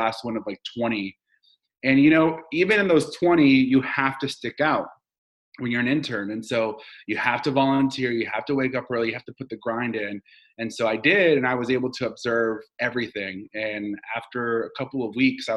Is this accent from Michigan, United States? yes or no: no; Dallas, Texas, United States; first language Spanish; English is a second language; also born or lived in Washington, D.C. / New York; now in Austin, United States; I'm from Dallas. I'm a Texan